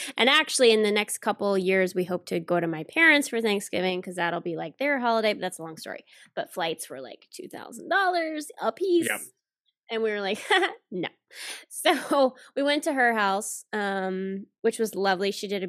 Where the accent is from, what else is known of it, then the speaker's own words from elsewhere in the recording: Alabama, United States; It's all right. I'm from Alabama. I get it.